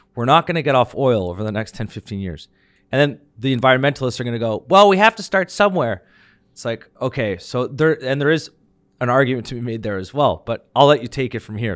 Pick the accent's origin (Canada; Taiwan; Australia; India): Canada